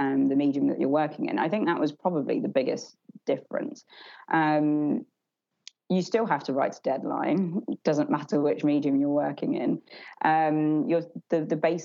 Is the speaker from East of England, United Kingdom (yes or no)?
yes; Essex, East of England, United Kingdom; I'm just from Essex and, you know, grew up not really in that kind of community